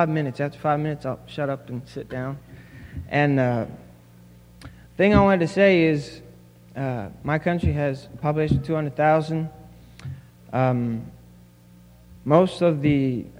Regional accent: Samoa; moved away as an adult; now in United States; I am from Western Samoa

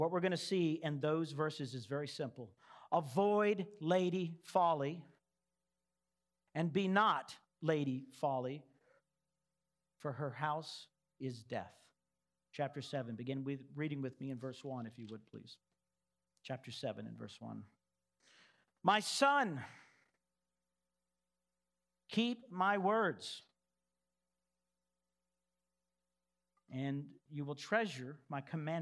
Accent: Texas, United States; moved away; I'm from Texas

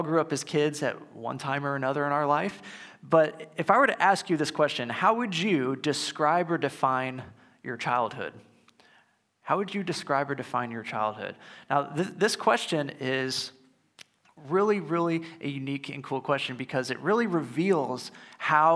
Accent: St. Louis, Missouri, United States; my family and I grew up near the St. Louis Zoo, or at least in driving distance

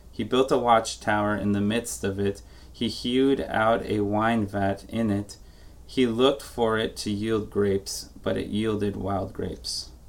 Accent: New York, United States; as a New Yorker who was born and, and raised, not born, but raised to just not like Massachusetts

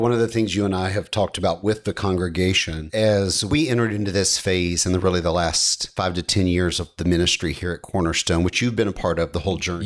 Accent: United States; being an American is ingrained into us

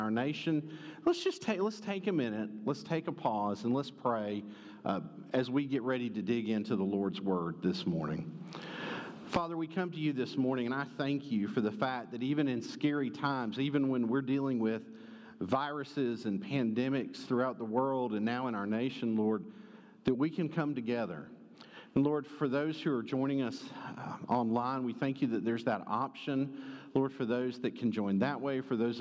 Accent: Conyers, Georgia, United States; moved away; First Baptist Conyers with you back in my hometown.

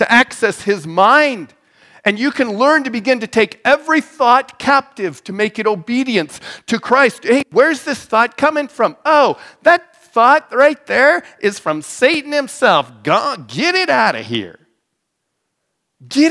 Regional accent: Wyoming, United States; also born or lived in Mitchell, Nebraska; now in North Platte, United States; I'm from Wyoming. That's what they did back when I was from Wyoming.

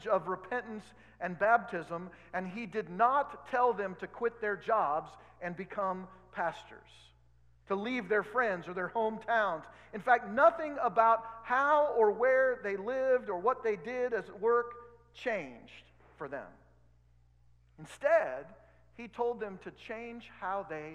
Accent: Oregon, United States; now in Kansas, United States; I grew up in Oregon, so it's a little different.

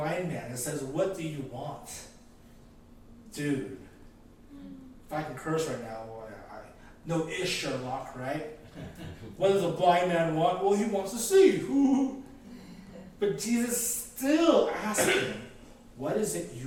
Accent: Philippines; I'm Filipino, and we love the karaoke

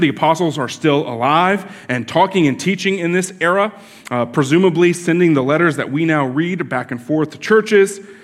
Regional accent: Florida, United States; I grew up here in Florida

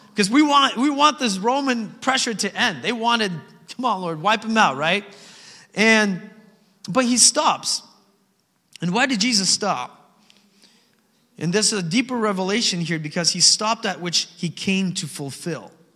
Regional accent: Alaska, United States; Growing up in Alaska, right, in the valley specifically, we're surrounded by beautiful mountains

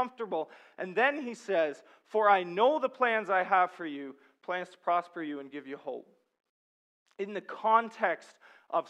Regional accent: Sudbury, Ontario, Canada; I'm from Sudbury, and the main export there is nickel

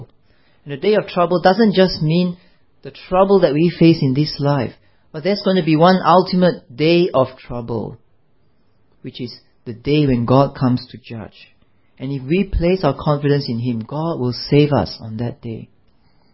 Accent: Malaysia; I'm a Malaysian

